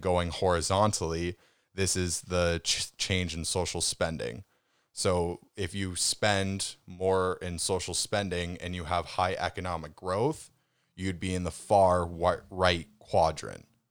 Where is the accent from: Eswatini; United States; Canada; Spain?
Canada; as a Canadian